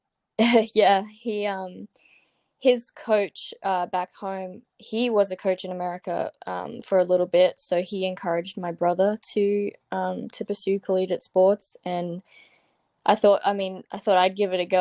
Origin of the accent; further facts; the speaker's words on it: Brisbane, Queensland, Australia; moved away as an adult; now in California, United States; I'm from Brisbane, um, in Queensland, Australia